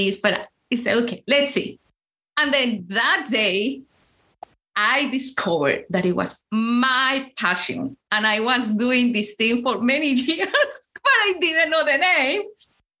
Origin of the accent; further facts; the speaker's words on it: Colombia; English is a second language; moved away as an adult; now in Chicago, United States; I am from Colombia